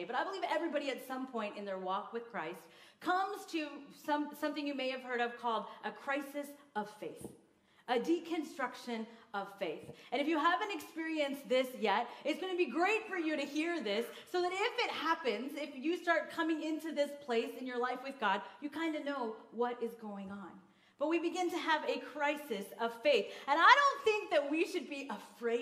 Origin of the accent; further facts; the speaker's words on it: Kansas, United States; also born or lived in India / Seattle area; now in Seattle, United States; I grew up in small town Podunk, Kansas